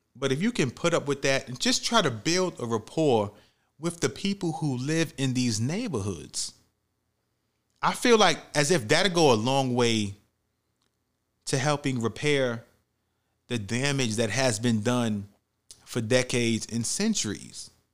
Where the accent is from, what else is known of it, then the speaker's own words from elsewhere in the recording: New York City, New York, United States; where I grew up at in the Bronx, New York